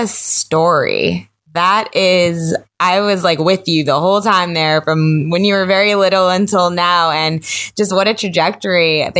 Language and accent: English; Hurricane, Utah, United States; But yeah, I grew up like around Hurricane.